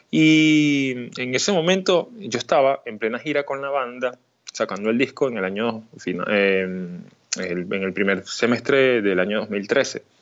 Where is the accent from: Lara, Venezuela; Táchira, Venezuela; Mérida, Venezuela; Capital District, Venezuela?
Mérida, Venezuela; also born or lived in Puerto Ordaz; Me siento totalmente venezolano, sanamente venezolano, pero nací en Puerto Ordaz, Estado Bolívar. En el año 89, pero por circunstancias de la vida y en la búsqueda de, mi madre de, realizarse profesionalmente, nos fuimos a Mérida y pues más de la mitad de mi vida la viví en Mérida